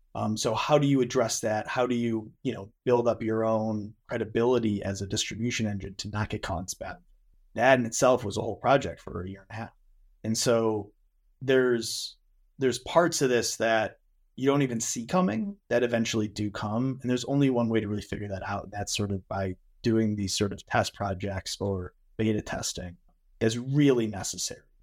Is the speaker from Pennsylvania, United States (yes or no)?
no; Western New York, United States; I'm from Western New York